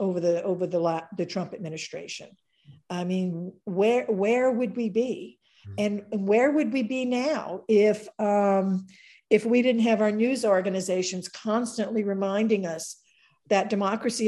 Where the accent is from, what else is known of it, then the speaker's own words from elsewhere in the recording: White Castle, Louisiana, United States; moved away; also born or lived in Richmond; I'm a Cajun. I was born and raised in a little town called White Castle, Louisiana